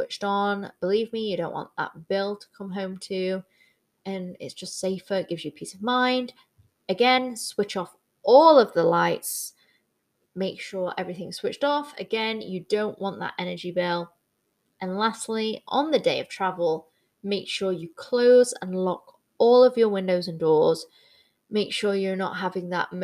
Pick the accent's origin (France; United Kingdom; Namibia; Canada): United Kingdom; I am Brit in the Six